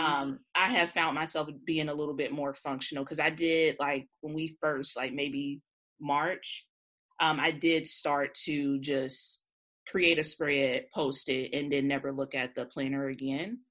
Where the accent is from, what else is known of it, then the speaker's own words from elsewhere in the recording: Cincinnati, Ohio, United States; I'm from Cincinnati. We have an OTR neighborhood here